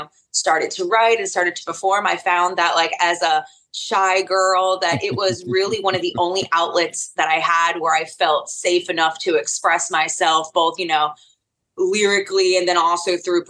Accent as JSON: {"language": "English", "region": "North Carolina", "country": "United States", "tie": "born or raised there", "said": "And I spent a really long time being a part of the local scene"}